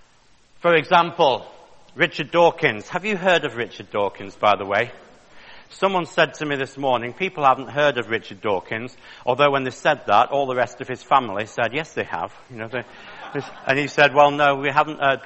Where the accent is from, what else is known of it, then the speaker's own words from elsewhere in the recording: Manchester, North West England, United Kingdom; I was born in Manchester in the north of England in 1961